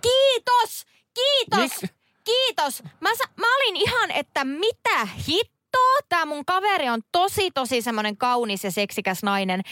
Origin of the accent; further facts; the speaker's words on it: Central Finland, Finland; moved away; keskellä Suomea, mistä mä oon kotoisin